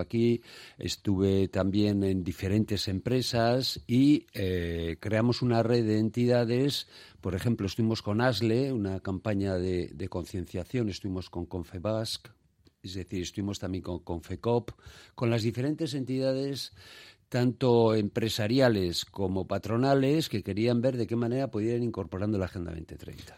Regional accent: Basque Country, Spain; somos una sociedad en general solidaria, hablo de Euskadi

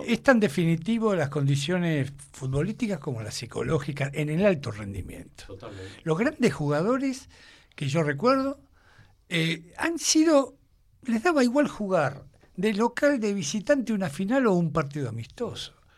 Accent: Argentina; yo soy argentino, hijo de vascos, y vasco.

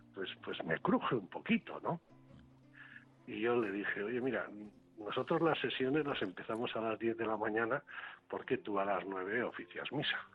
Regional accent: Basauri, Basque Country, Spain; ser alcalde de mi pueblo, de ser alcalde de Basauri

